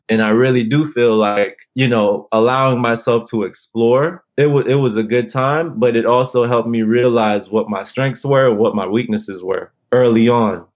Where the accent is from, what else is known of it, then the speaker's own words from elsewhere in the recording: Los Angeles, California, United States; also born or lived in Alhambra; growing up in South